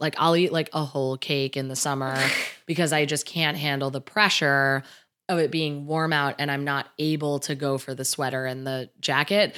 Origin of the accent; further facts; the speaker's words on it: New Jersey, United States; I grew up in New Jersey